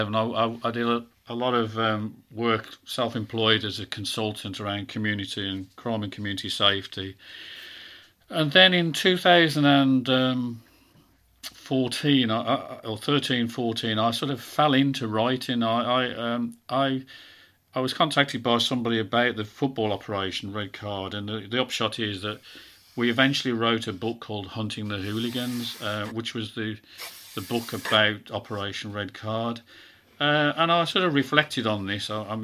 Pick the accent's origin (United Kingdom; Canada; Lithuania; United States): United Kingdom; England; I said, that's because I am English.